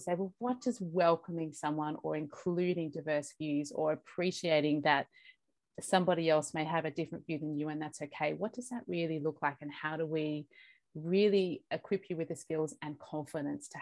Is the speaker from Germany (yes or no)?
no; Australia; also born or lived in Bogota, Colombia; I was born in Bogota in Colombia. And I came over to Australia when I was 6 weeks old